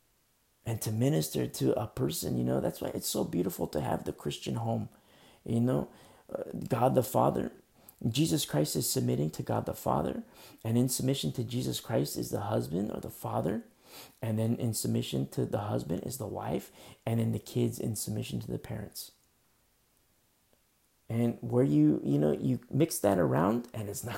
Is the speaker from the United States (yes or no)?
yes; United States; I'm an American, you know, and I love this country so much.